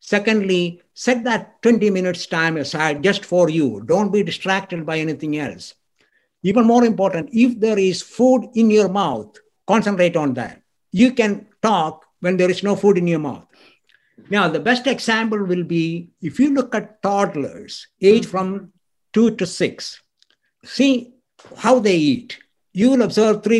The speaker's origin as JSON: {"language": "English", "country": "India", "tie": "born or raised there", "said": "I grew up in India"}